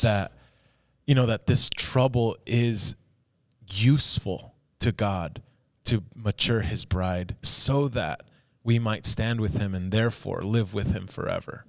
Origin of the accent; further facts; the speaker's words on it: United States; our experience as an, as an American